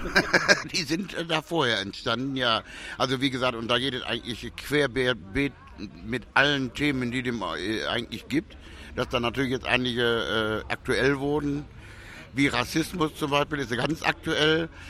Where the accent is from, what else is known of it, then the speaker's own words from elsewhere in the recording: Germany; also born or lived in St. Petersburg / Ibiza; Deutschland ist zwar meine Heimat